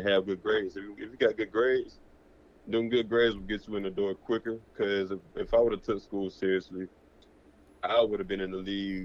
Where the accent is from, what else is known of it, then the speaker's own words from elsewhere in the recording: Georgia, United States; I'm from Georgia